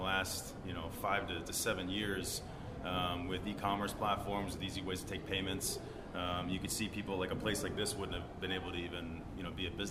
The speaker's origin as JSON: {"language": "English", "country": "United States", "tie": "born or raised there", "said": "I grew up in right outside Washington, D.C."}